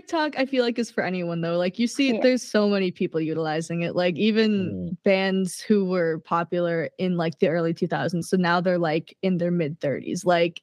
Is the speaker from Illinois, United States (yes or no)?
no; Minnesota, United States; here in my hometown